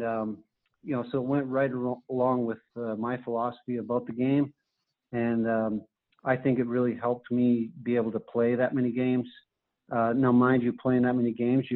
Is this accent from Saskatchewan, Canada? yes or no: no; Carman, Manitoba, Canada; moved away as an adult; The University of North Dakota was only 2.5 hours away from where I grew up in Manitoba